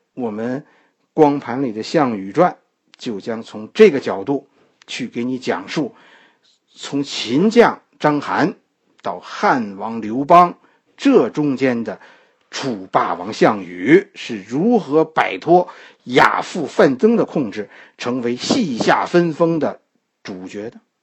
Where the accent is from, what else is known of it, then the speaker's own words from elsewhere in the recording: China; 我们今天的中国人